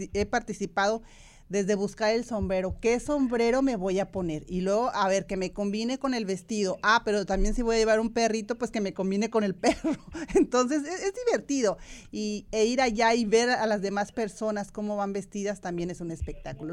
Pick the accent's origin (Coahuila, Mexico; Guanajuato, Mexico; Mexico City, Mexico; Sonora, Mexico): Guanajuato, Mexico; Irapuato; moved away; Irapuato, Guanajuato, mi ciudad natal